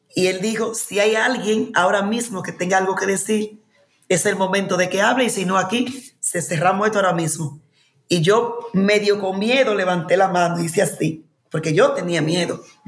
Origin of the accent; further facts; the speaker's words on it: Dominican Republic; moved away as an adult; also born or lived in Madrid, Spain / United States; volvía a mi tierra